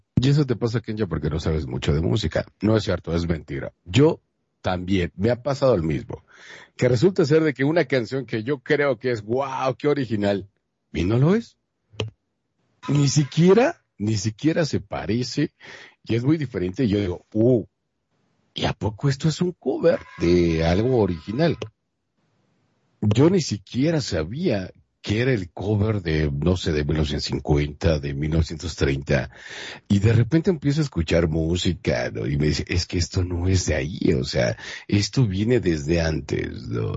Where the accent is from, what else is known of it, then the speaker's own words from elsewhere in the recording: Mexico; los que somos mexicanos